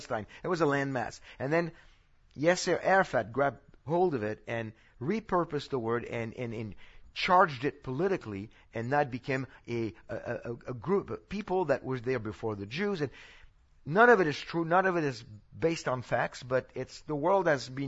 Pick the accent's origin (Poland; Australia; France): France; now in Texas, United States; this is where I'm from. I know I speak like a Texan now, but I'm from France